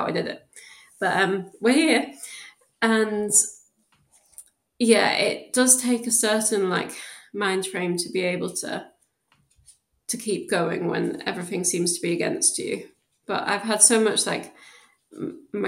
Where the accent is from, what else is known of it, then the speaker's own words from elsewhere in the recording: South Shields, North East England, United Kingdom; moved away as an adult; also born or lived in Newcastle; now in Birmingham, United Kingdom; I actually lived in South Shields, so it was kind of outside of Newcastle, but I went to school in Newcastle and was born there